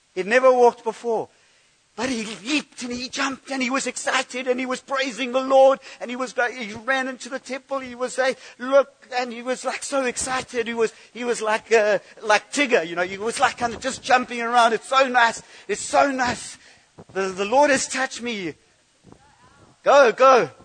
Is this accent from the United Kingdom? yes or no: yes; United Kingdom; I'm too British